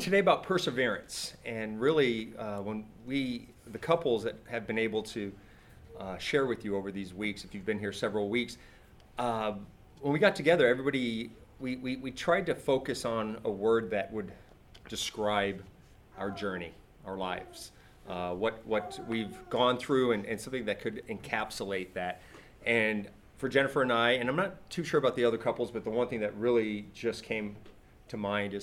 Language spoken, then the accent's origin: English; California, United States; born or raised there; moved away